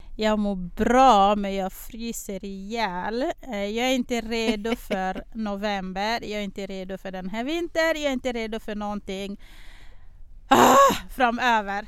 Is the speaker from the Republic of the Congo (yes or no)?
yes; Republic of the Congo; now in Sweden; Jag är från Kongo Brazzaville